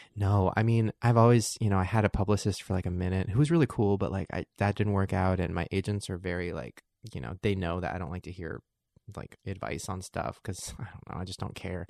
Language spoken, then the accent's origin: English; Long Beach, California, United States; I grew up in Long Beach where all my friends were black